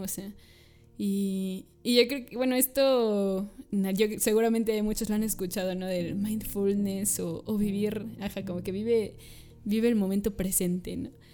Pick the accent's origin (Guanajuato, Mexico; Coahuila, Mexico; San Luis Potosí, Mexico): San Luis Potosí, Mexico; soy de aquí de San Luis Potosí